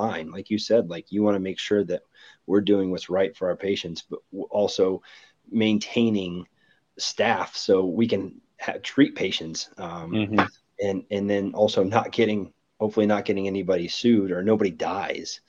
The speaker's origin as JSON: {"language": "English", "region": "Ohio", "country": "United States", "said": "I'm from Ohio."}